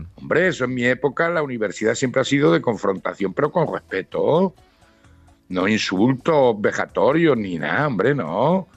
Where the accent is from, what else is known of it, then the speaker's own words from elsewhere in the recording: Ciudad Real, Castilla-La Mancha, Spain; now in Granada, Spain; yo soy manchego, yo soy de Ciudad Real, que también hace frío